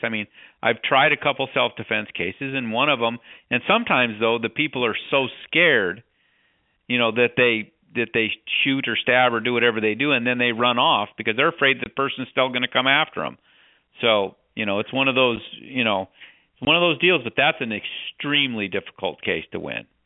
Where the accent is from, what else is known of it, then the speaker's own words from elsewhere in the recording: Wyoming, United States; I grew up in Wyoming